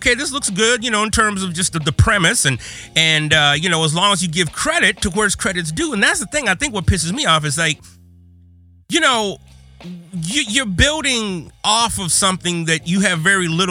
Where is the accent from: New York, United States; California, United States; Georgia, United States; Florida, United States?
California, United States; Southern; We're both from Southern California